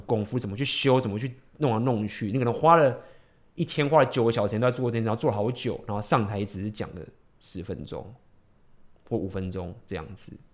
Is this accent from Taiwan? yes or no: yes; Taiwan; 我们台湾人